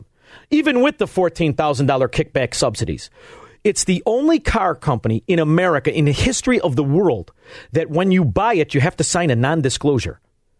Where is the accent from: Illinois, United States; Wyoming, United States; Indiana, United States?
Illinois, United States; Melrose Park